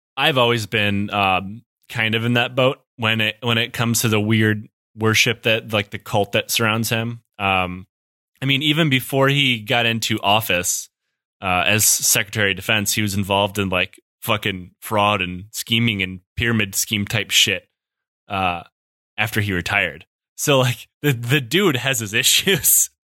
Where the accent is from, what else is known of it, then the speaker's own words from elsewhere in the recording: Detroit, Michigan, United States; I'm from Detroit